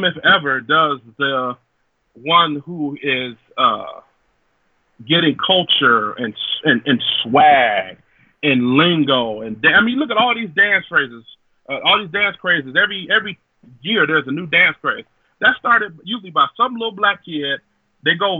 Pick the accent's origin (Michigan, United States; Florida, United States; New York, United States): Michigan, United States; Detroit; I'm from Detroit